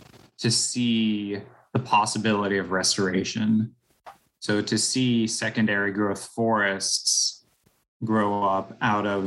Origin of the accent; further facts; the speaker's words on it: Topeka, Kansas, United States; moved away; I grew up in Topeka, Kansas